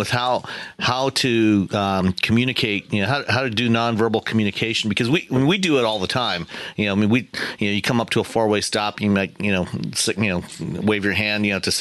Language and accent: English; Canada; growing up in Canada